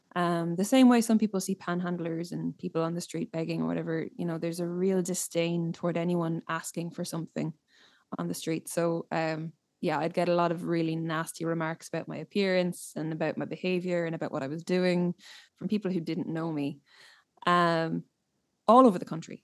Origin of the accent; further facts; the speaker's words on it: Ireland; growing up in Ireland